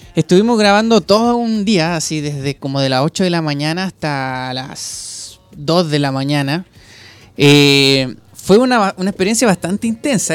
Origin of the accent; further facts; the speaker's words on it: Maipú, Santiago Metropolitan Region, Chile; vengo de la comuna de Maipú